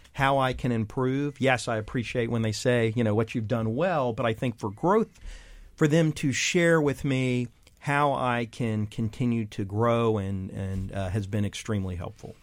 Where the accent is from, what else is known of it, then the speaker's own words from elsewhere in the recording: Texas, United States; moved away as an adult; as a teen growing up in Texas